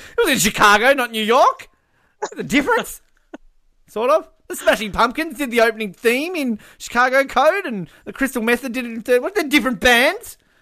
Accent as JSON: {"language": "English", "country": "Australia", "said": "as an Australian"}